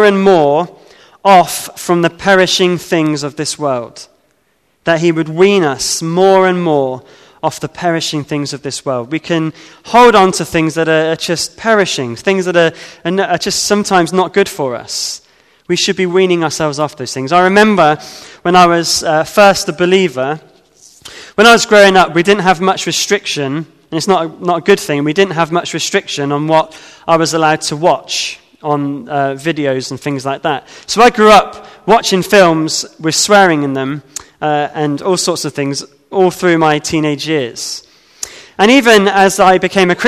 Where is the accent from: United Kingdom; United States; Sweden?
United Kingdom; As a British man